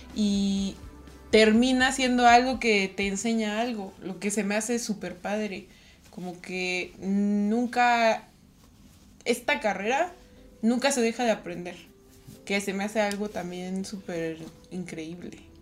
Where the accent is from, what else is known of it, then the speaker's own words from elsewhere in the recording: Toluca, State of Mexico, Mexico; yo soy de Toluca, entonces pues ahí del Estado de México.